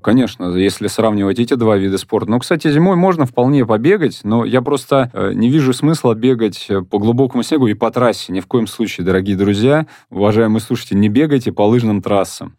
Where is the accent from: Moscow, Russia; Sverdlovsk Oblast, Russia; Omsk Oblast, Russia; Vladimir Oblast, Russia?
Moscow, Russia; я сам родился и вырос в Покровско-Стрешнево